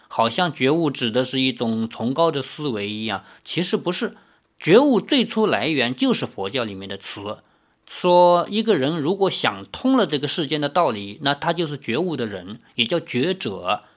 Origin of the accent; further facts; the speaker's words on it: China; 我们中国还有土生土长的道教